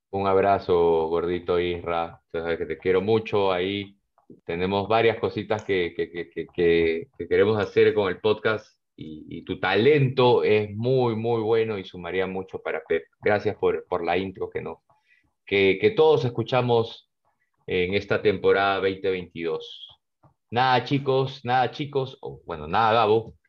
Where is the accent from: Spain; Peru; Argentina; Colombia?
Peru; somos peruanos